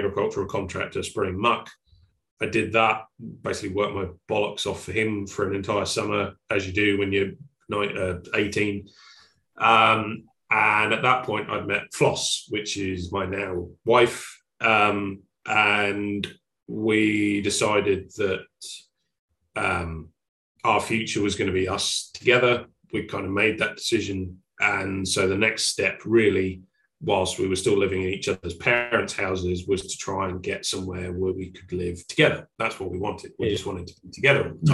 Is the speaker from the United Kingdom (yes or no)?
yes; Suffolk, East of England, United Kingdom; moved away as an adult; also born or lived in Oxfordshire; now in Cambridgeshire, United Kingdom; I grew up in Suffolk